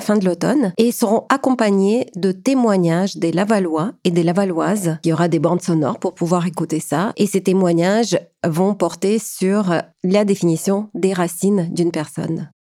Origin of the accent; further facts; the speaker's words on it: Ukraine; now in Canada; je suis ukrainienne. J'ai quitté l'Ukraine en 1995, arrivée au Canada en 2005